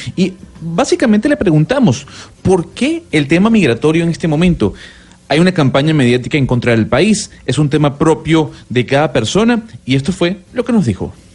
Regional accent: Venezuela; como venezolano

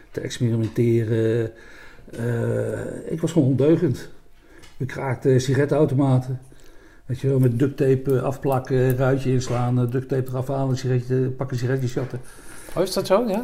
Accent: Malden, Gelderland, Netherlands; moved away; also born or lived in Rheden / Nijmegen / Roosendaal; Ik kom uit Nijmegen. Ik ben geboren in Reden, achter Arnhem, Postbank. Nee, ja, ik kom uit Nijmegen. Ik Malden.

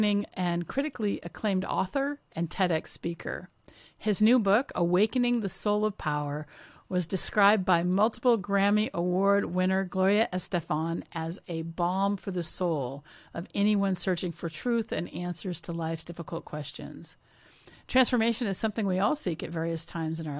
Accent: Washington, United States; I grew up in Washington State.

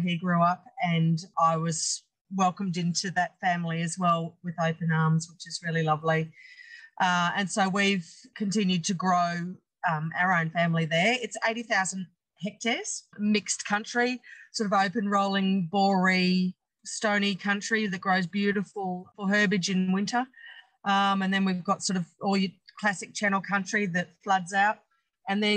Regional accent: Brisbane, Queensland, Australia; moved away as an adult; now in Quilpie, Australia; I grew up in Brookfield on the outskirts of Brisbane.

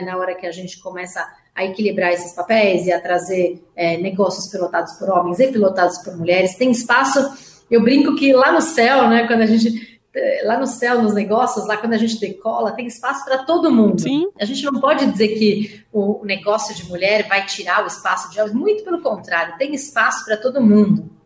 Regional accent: Brazil; enquanto empresários ou enquanto brasileiros

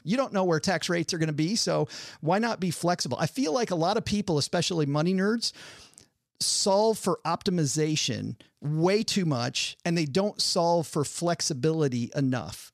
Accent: Detroit, Michigan, United States; I'm from Detroit

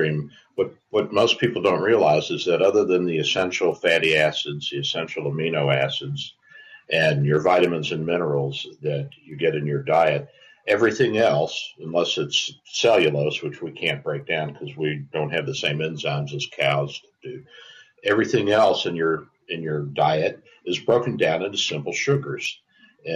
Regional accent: Louisville, Kentucky, United States; I grew up in Louisville, Kentucky, so I'm around and know about horses all of my life

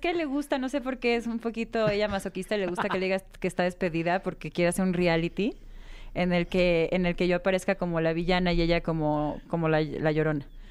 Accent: Guadalajara, Jalisco, Mexico; now in Mexico City, Mexico; mi tierra Guadalajara

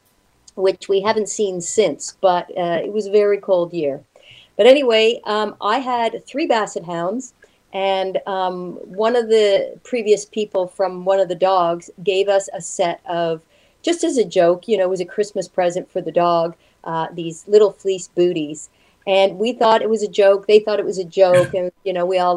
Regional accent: Montreal, Quebec, Canada; now in Toronto, Canada; I'm from Montreal

